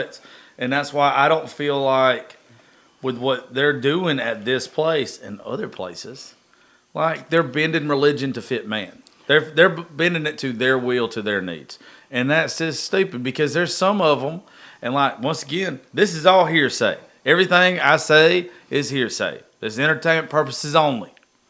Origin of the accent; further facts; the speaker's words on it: Grayson, United States; I grew up in Grayson.